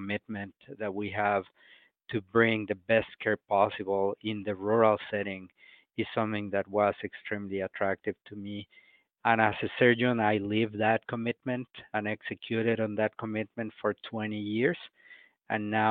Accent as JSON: {"language": "English", "region": "Mexico City", "country": "Mexico", "tie": "born or raised there", "moved": "as an adult", "said": "I was born and raised in Mexico City in a very poor area of the city"}